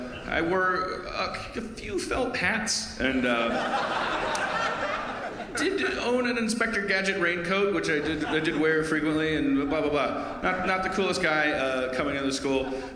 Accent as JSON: {"language": "English", "town": "Milwaukee", "region": "Wisconsin", "country": "United States", "tie": "born or raised there", "moved": "yes", "said": "my hometown of Milwaukee"}